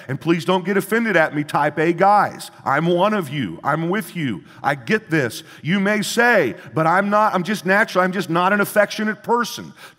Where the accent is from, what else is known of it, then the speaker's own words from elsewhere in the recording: Midwest, United States; where I grew up in the Midwest